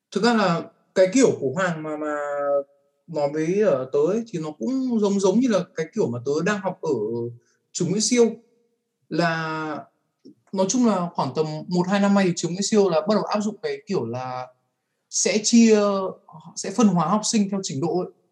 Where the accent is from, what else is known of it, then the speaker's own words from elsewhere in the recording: Vietnam; moved away as an adult; Mình đã được sinh ra và lớn lên ở môi trường Việt.